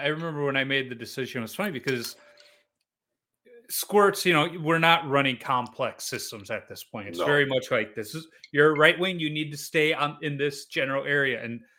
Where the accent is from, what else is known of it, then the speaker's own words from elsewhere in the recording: Chicago, Illinois, United States; But, you know, so you're this young goalie in St. Louis in the 90s, and I'm from Chicago.